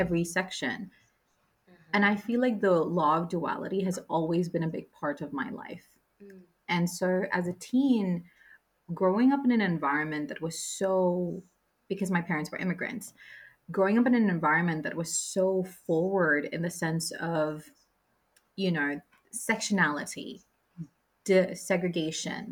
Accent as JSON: {"language": "English", "town": "Droylsden", "region": "North West England", "country": "United Kingdom", "tie": "born or raised there", "said": "I grew up in Droylsden in Manchester, UK."}